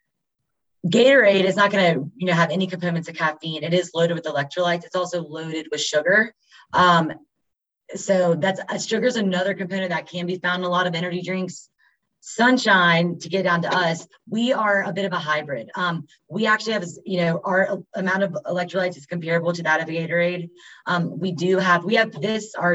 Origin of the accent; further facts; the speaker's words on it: Winston-Salem, North Carolina, United States; I was born and raised here in Winston